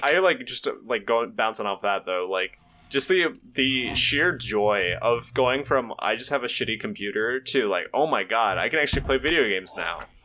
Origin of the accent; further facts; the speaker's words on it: Tennessee, United States; now in Ohio, United States; I'm originally from Tennessee